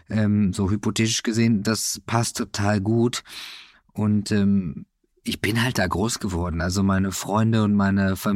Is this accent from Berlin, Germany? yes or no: no; Kevelaer, North Rhine-Westphalia, Germany; Im Kevela. Das ist ein Wallfahrtsort an der holländischen Grenze.